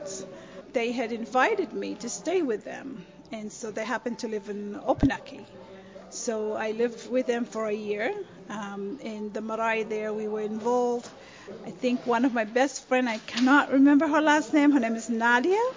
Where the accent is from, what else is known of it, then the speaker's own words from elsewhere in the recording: Pentecost Island, Penama, Vanuatu; first language Raga; English is a second language; also born or lived in Taranaki, New Zealand; now in United States; I'm from Pentecost Island